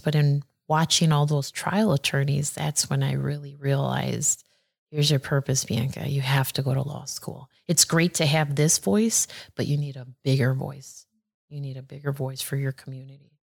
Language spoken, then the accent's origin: English; Aurora, Illinois, United States; I was born in Aurora, and um, when I was born, we lived at the on the east side of Aurora. So I lived on Pierce Street, and that was uh, I lived there until I was about in fourth grade.